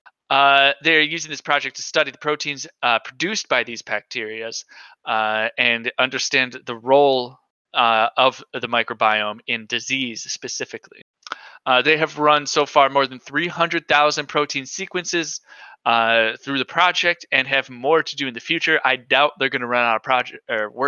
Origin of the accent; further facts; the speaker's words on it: United States; I hope he makes fun of me for being an American